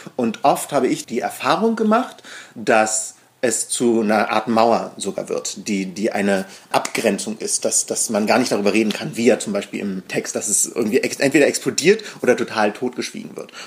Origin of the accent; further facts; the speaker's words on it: Berlin, Germany; Wir sind beide hier in Berlin aufgewachsen, ich im Osten